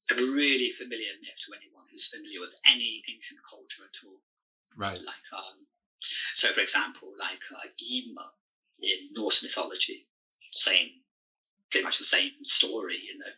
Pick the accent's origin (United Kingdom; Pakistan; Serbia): United Kingdom; England; moved away as an adult; also born or lived in Singapore / China; my hometown in England